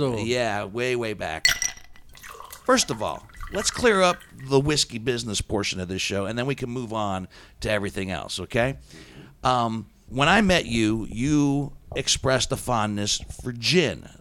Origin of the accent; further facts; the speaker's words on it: Steubenville, Ohio, United States; also born or lived in Columbus, Ohio; growing up in the Steubenville, Ohio area